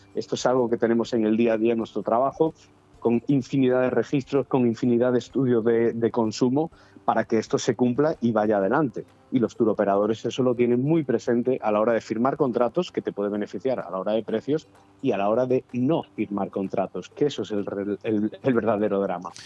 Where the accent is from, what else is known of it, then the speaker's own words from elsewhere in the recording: Galicia, Spain; moved away; yo que soy gallego